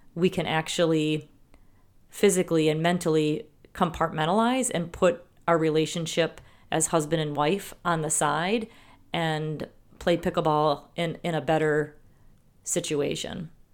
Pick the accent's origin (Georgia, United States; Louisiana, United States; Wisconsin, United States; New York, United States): Wisconsin, United States; accent: Wisconsin; We apparently have a accent in Wisconsin